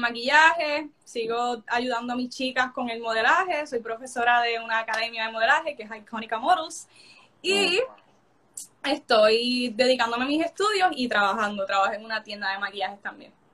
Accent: Coamo, Puerto Rico; soy de Puerto Rico, de Coamo, de las aguas termales

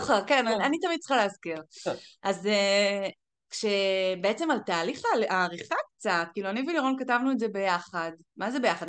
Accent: Galilee, Northern District, Israel; moved away as an adult; now in Las Vegas, United States; גדלתי בגליל

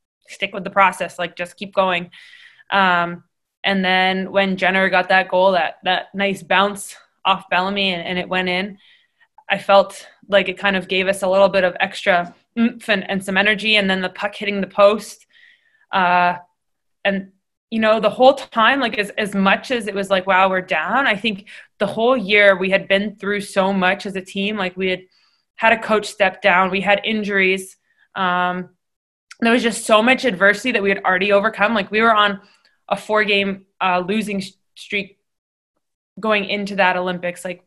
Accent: Canada; being Canadian

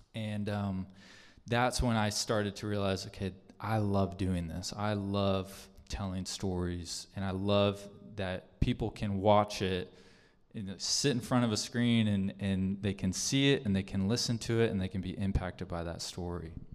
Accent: Arizona, United States; moved away as an adult; also born or lived in Casa Grande, Arizona / Phenix City, Alabama; I am from Arizona. Gabby and I are from Arizona.

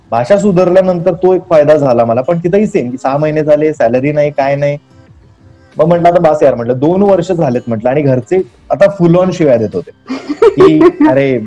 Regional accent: Maharashtra, India; accent: Kolhapuri; मी typical Kolhapuri बोलायचो

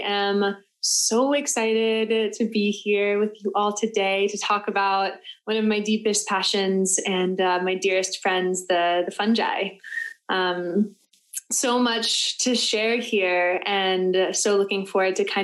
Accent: Florida, United States; I was born and raised in Florida

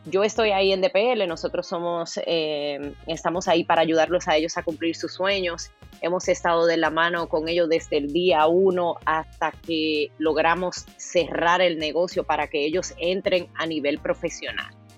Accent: Consuelo, San Pedro de Macorís, Dominican Republic; now in United States; Yo nací en el ingenio Consuelo, rodeada de caña.

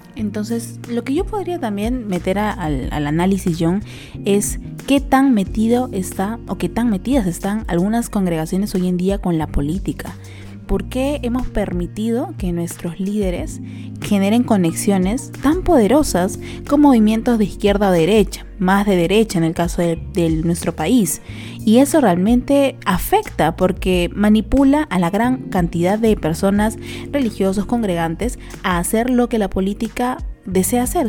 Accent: Peru; somos peruanos

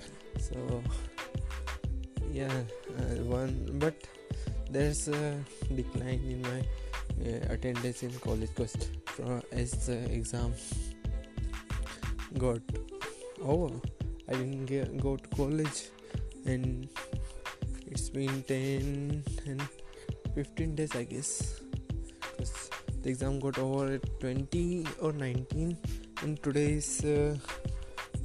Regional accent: Asapur, India; I am from Asapur

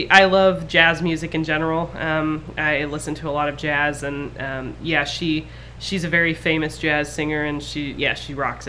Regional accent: Midwest, United States; first language English; I grew up in the Midwest.

